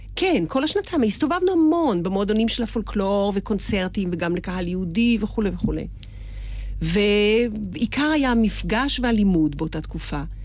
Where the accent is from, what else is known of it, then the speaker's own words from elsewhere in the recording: Israel; אני ישראלית